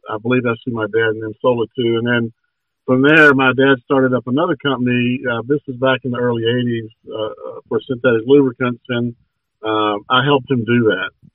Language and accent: English; Georgia, United States; born and raised in Georgia